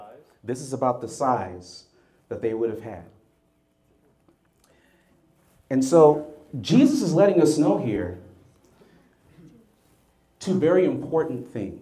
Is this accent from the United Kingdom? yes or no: no; Jamaica; also born or lived in United States; In Jamaica, we have this saying, so please forgive me. I'm Jamaican American